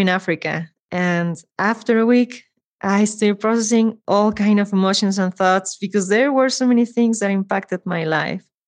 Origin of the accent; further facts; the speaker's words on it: Mexico City, Mexico; I am from Mexico City